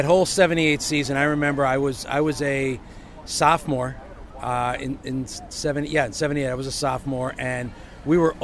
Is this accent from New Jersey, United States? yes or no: yes; Hawthorne, New Jersey, United States; also born or lived in Italy; a fat kid growing up in Hawthorne